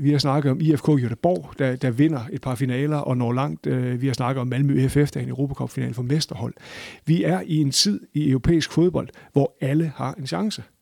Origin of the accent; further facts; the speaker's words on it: Aalborg, North Denmark Region, Denmark; altså jeg kommer fra Aalborg, og jeg har været på Aalborg Stadion siden midten af 70'erne